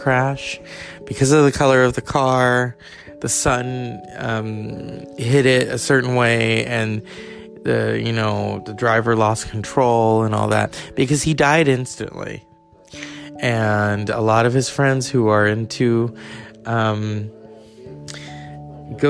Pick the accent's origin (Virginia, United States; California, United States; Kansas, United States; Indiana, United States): California, United States; I'm from California, so I've seen those counties up close and personal